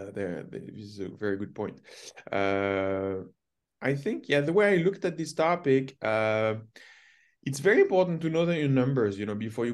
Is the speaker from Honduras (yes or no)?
no; France; also born or lived in Toronto; now in Ontario, Canada; I grew up with in Europe, in France